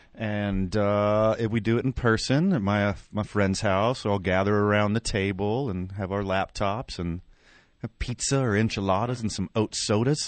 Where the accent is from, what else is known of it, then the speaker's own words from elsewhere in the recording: Carlsbad, New Mexico, United States; my hometown, Carlsbad, New Mexico.